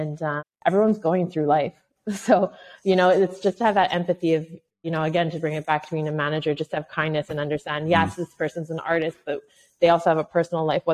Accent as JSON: {"language": "English", "town": "Montreal", "region": "Quebec", "country": "Canada", "tie": "born or raised there", "also_born_or_lived": "New Brunswick / Toronto", "said": "I grew up basically in Montreal, Canada. I was actually born in New Brunswick, which is the East Coast. Raised very much in Montreal."}